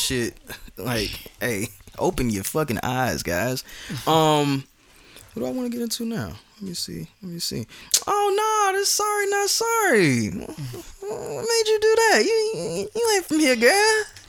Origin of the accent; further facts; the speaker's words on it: Atlanta, Georgia, United States; I'm from Atlanta.